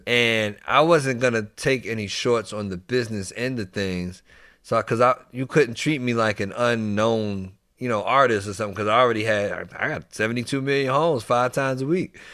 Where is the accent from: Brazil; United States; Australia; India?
United States; New York City, New York; moved away; also born or lived in Washington, D.C. / Maryland / Virginia; I actually grew up in New York first. I'm from the Bronx, New York